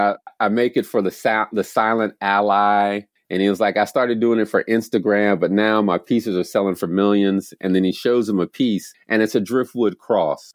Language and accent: English; the South, United States; moved away as an adult; also born or lived in Kenya; now in Ithaca, United States; I'm forty-four, I grew up in the South